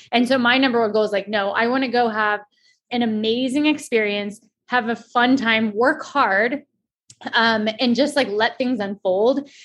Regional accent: Colorado, United States; I'm from Colorado and the trails are right in my backyard.

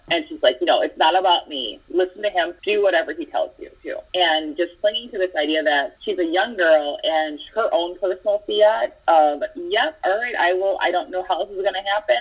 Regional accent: Midwest, United States; I grew up in the Midwest

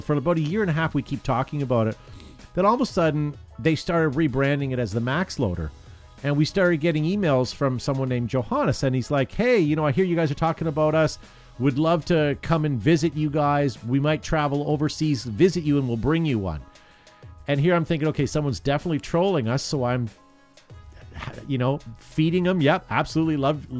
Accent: Canada; because we're Canadian and we're charming

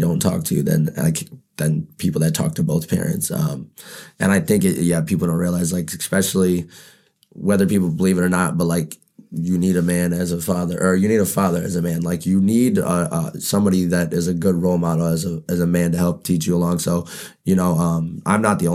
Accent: Pontiac, Michigan, United States; I'm from Pontiac, grew up on the north side. Baldwin baby

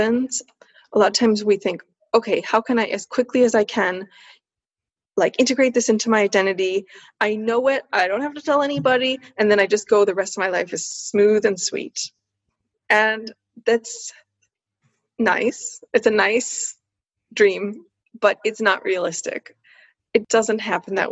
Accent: United States; also born or lived in Switzerland; I'm a woman, I'm an American, I'm Swiss as well

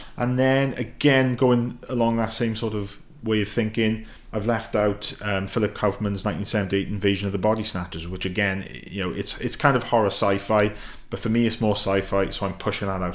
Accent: United Kingdom; being a Brit

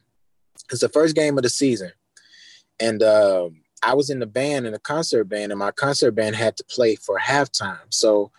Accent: Baton Rouge, Louisiana, United States; Born and raised there

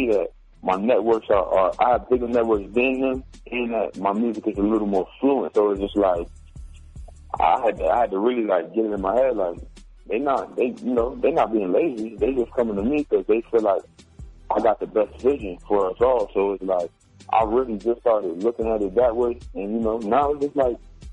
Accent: Connecticut, United States; born or raised there

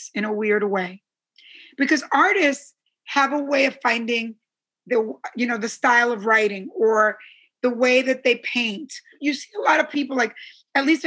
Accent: Teaneck, New Jersey, United States; I grew up in Teaneck, New Jersey, and all my neighbors, it was a very Jewish town

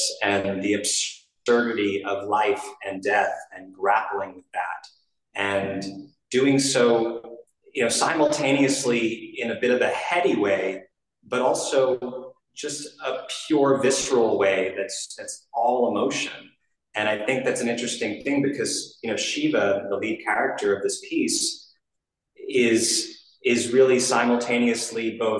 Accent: New York, United States; I was a kid actor growing up in New York

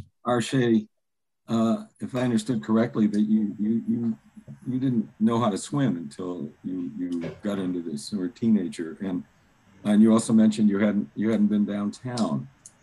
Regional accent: Chicago, Illinois, United States; And I was lucky, though I grew up on the South Side. I grew up in Hyde Park and South Shore, where you could get to the beach very, very easily.

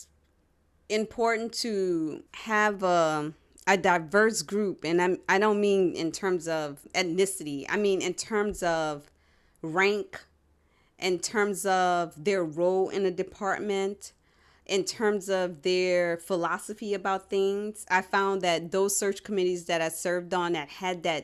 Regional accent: New Orleans, Louisiana, United States; I'm from New Orleans

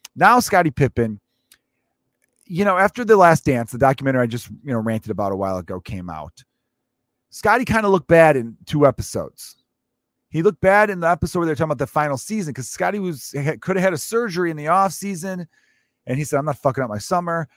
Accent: Chicago, Illinois, United States; growing up in Chicago

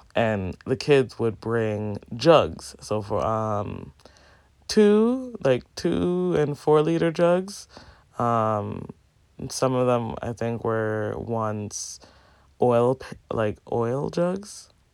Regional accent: Jamaica; Growing up in Jamaica, like, we would have to go to the pipe and fill our pails of water

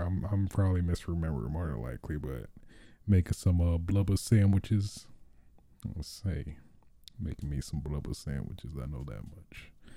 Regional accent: Michigan, United States; I'm from Michigan, so, I mean, I'm used to that cold life

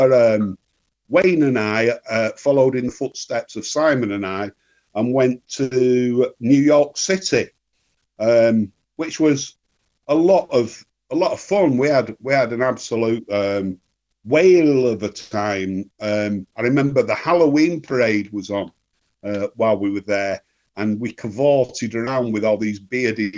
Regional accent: Northern England, United Kingdom; being English and Northern and scruffy

